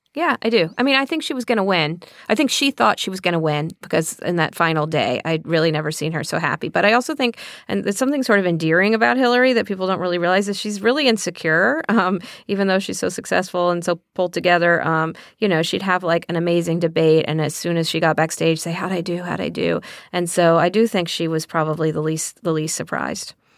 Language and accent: English; Texas, United States; when I was growing up in Texas